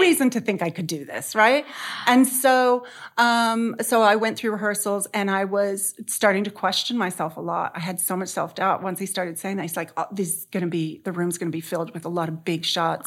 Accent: San Diego, California, United States; I grew up in San Diego, um, in a very conservative family

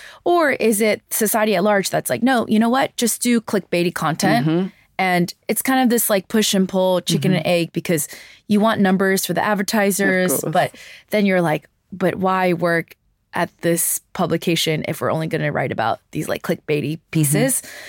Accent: New York City, New York, United States; I grew up in New York City. I grew up in, you know, these metropolitan areas.

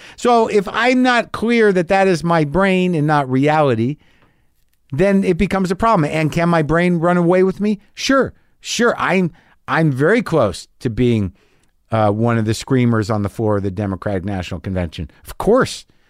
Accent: Albuquerque, New Mexico, United States; moved away; my hometown of Albuquerque, New Mexico

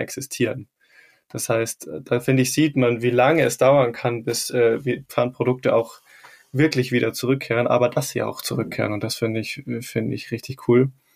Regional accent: Rosenheim, Bavaria, Germany; in meiner Heimatstadt Rosenheim

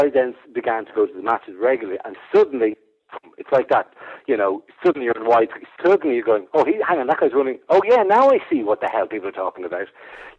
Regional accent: Ireland; now in England; being the Irishman, being slightly foreign alien

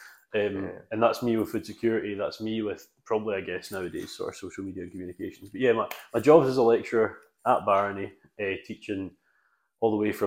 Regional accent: Isle of Arran, Scotland, United Kingdom; moved away; I was brought up on the Isle of Arran.

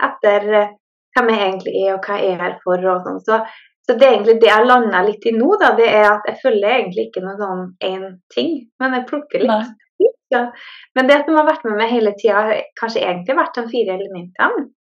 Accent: Norway; now in Sweden; jeg er jo fra Norge, men jeg bor i Sverige.

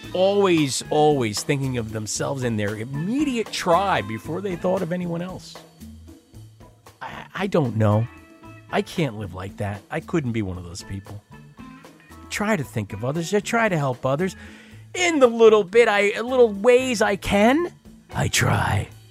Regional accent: Long Island, New York, United States; moved away; I grew up on Long Island

